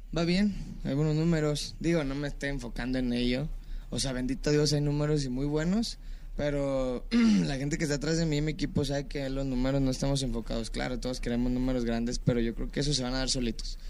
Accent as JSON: {"language": "Spanish", "country": "Mexico", "said": "nosotros como mexicanos"}